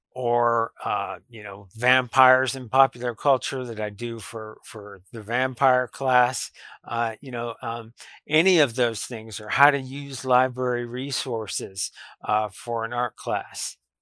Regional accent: Lubbock, Texas, United States; I grew up around Texas Tech University. Uh, it's been my whole life, really, um, ever since I was very little

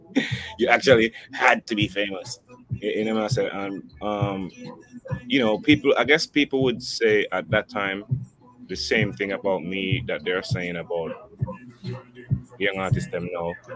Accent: Jamaica; I'm I'm Jamaican

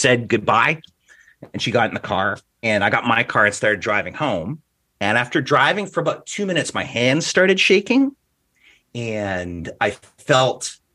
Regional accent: Alberta, Canada; as we said growing up in Alberta

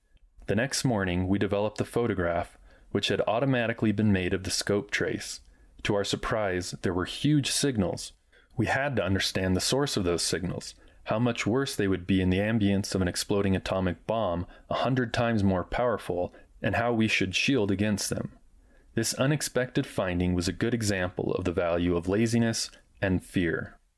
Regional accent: Wyoming, United States; After all, I came from Wyoming, where every red-blooded boy learned to shoot before he could walk.

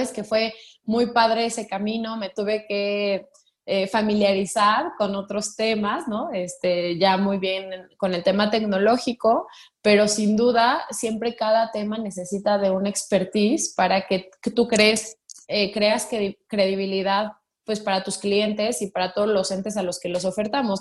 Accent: Mexico; vengo de una familia tradicional mexicana

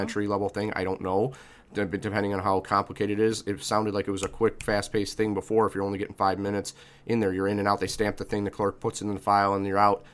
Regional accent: Chicago, Illinois, United States; I'm an Irish kid from the South Side whose father was an, was an immigrant

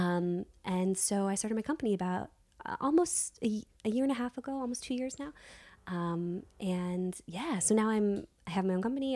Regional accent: Virginia, United States; moved away; I was raised in Virginia

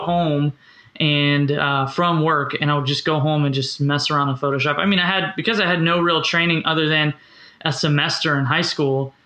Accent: Orlando, Florida, United States; also born or lived in Kansas City; I grew up in Orlando, Florida, um, mm-hmm. where I am now.

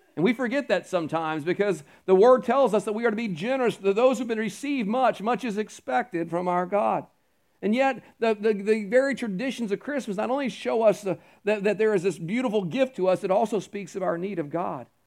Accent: Houston, Texas, United States; now in Carolina, United States; I grew up around the Houston area

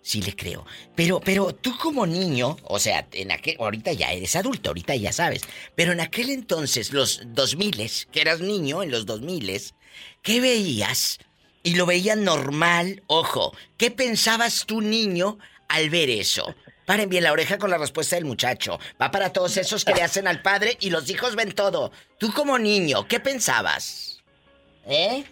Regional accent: Tamaulipas, Mexico; Mi paisano de Tamaulipas

